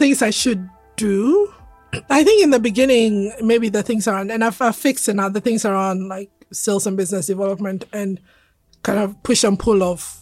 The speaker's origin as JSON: {"language": "English", "country": "Ghana", "also_born_or_lived": "London, United Kingdom", "moved": "as an adult", "said": "I'm a Ghanaian woman"}